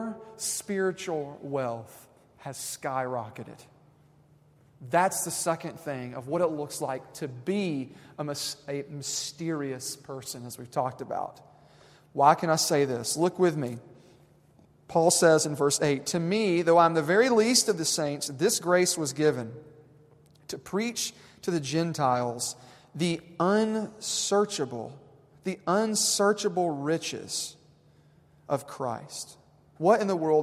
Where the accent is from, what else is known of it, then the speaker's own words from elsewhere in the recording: Tennessee, United States; we're from Tennessee